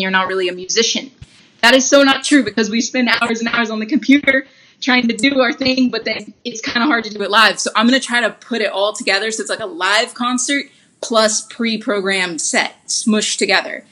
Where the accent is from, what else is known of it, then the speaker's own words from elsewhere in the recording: Huntsville, Alabama, United States; also born or lived in Birmingham, Alabama; now in Los Angeles, United States; I grew up in Huntsville, Alabama.